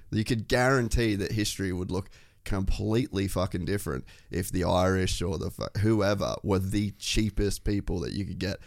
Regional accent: Cairns, Queensland, Australia; I grew up in Cairns

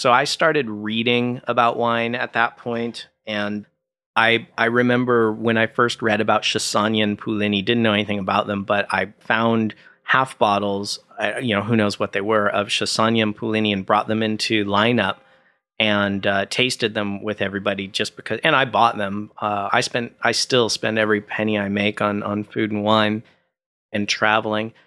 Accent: Orange County, California, United States; also born or lived in Burbank; I grew up in Orange County and then, uh, moved to Burbank

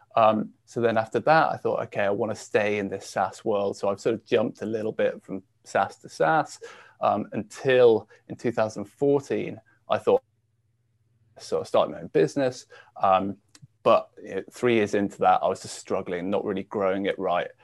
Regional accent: Shropshire, West Midlands, United Kingdom; I grew up in the UK um, and actually a little, uh, well, a county called Shropshire

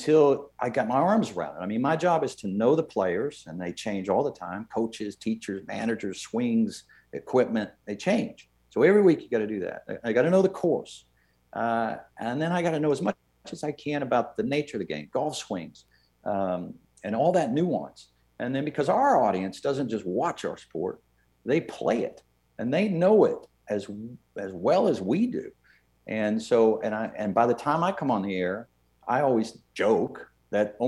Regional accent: Irving, Texas, United States; I grew up in Irving, Texas in a pretty darn good decade, the 70s

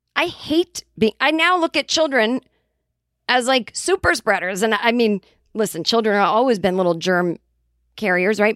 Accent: Boston, Massachusetts, United States; accent: Boston; we started talking in our Boston accents.

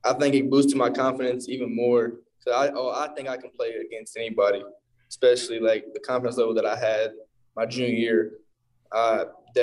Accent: Evansville, Indiana, United States; we're both from Evansville

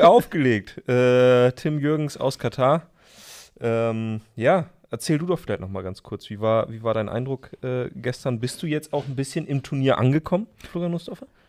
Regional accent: Emsland, Lower Saxony, Germany; now in Berlin, Germany; in meiner Heimat, mhm. im Emsland, wo es vielleicht mal einen Schnitzel mehr gibt

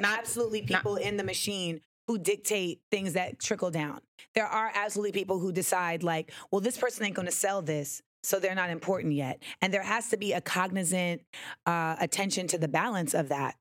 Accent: Grenada; I am West Indian. Like I am from Grenada.

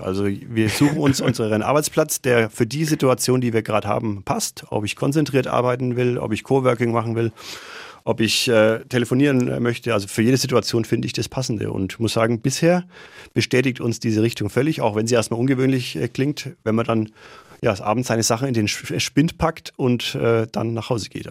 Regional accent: Nuremberg, Bavaria, Germany; also born or lived in Krems, Austria; Ich bin ein Nordstadtkind, also ich bin tatsächlich auch in Nürnberg geboren und aufgewachsen

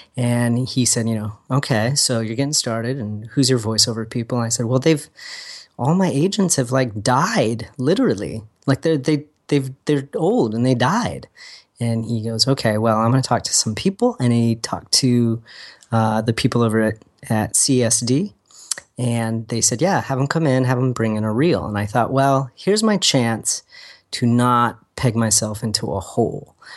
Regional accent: Agoura Hills, California, United States; We lived in Agora Hills when it was still, like, tumbleweeds

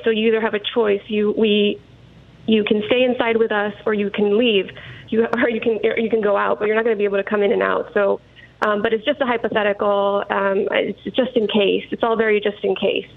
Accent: El Paso, Texas, United States; moved away; my hometown of El Paso

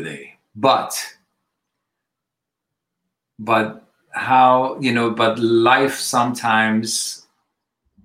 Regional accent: Switzerland; also born or lived in Iran; now in United States; I've been away since I was 2 years old, I was in Switzerland and I was schooled and everything

